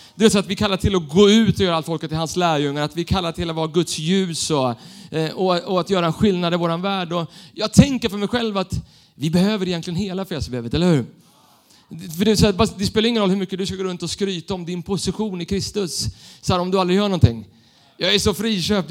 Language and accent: Swedish; Stockholm, Stockholm County, Sweden; Jag är uppvuxen i Stockholm, city, med tunnelbanan